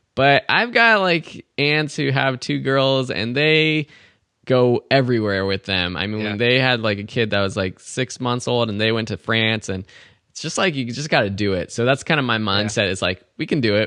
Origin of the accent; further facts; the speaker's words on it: Southern California, United States; as a kid, I didn't travel really that much except for around California, Grand Canyon, those kind of T- typical close places from anyone for anyone growing up in SoCal